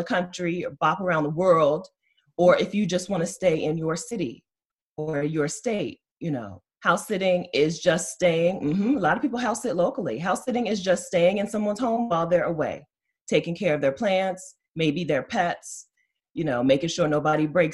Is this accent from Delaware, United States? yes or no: yes; Delaware, United States; I'm from Delaware. I'm right now kind of like self-quarantined in Dover, Delaware.